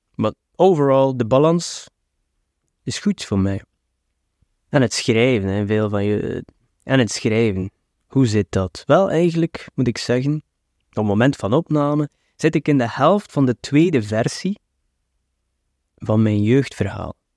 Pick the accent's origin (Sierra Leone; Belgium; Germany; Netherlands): Belgium; West Flanders; ik ben ook een West-Vlaming